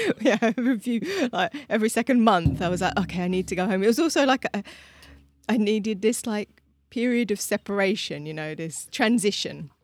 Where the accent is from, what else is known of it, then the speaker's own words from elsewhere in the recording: London, United Kingdom; moved away as an adult; now in Prague, Czech Republic; I grew up in London